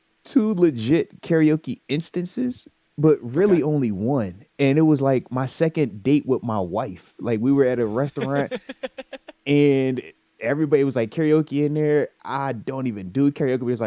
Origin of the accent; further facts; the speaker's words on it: Virginia Beach, Virginia, United States; I'm from the 757. I'm from Virginia Beach